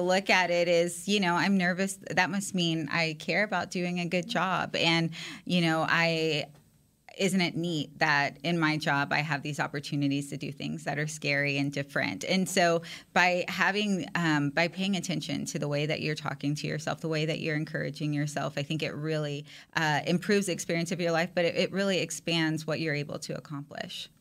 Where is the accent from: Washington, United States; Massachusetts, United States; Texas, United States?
Texas, United States; San Antonio; I'm from San Antonio, Texas, which is huge Cowboys country